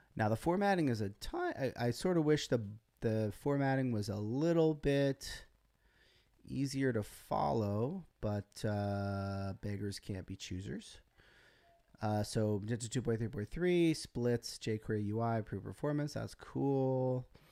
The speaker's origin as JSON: {"language": "English", "country": "United States", "said": "as an American"}